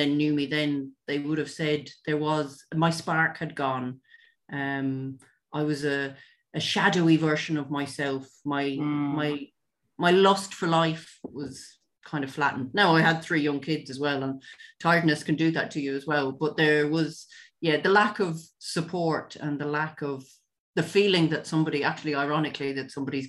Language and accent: English; Ireland; also born or lived in London; I was born originally in London. Both my parents are from the west of Ireland. And I moved back to Ireland, or moved to Ireland, when I was almost 7.